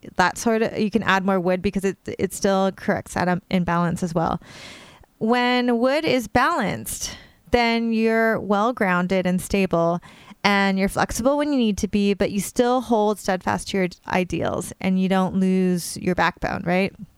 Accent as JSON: {"language": "English", "region": "California", "country": "United States", "tie": "born or raised there", "moved": "yes", "lives_now": "New York, United States", "said": "I grew up in California and I now live on the other coast in New York, literally along the East River"}